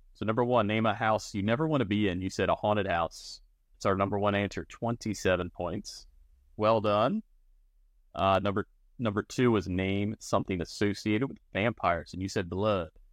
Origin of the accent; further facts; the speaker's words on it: Maryland, United States; being from Maryland